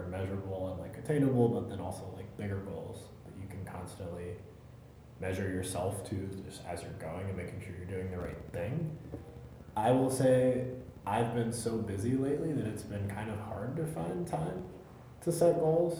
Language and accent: English; Germany; moved away; gone back overseas to my home country, to Germany